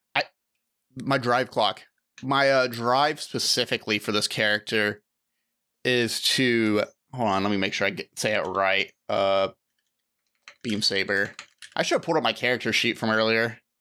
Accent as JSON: {"language": "English", "country": "United States", "said": "a United States citizen"}